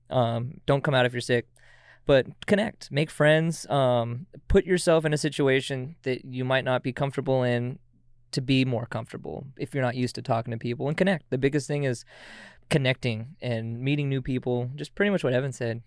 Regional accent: Auburn, Washington, United States; now in Everett, United States; originated from Auburn, Washington, but I live out in Everett

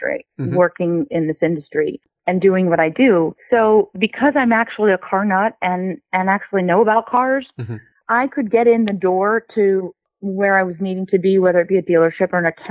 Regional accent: Los Angeles, California, United States; I grew up right in the car mecca of the world, right here in Los Angeles

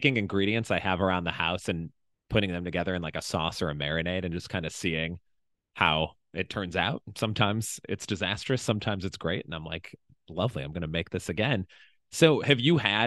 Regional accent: Chicago, Illinois, United States; moved away; as I grew up in Chicago, so as a Midwesterner

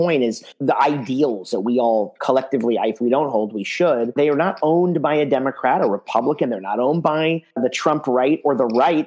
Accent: United States; I'm proud to be an American.

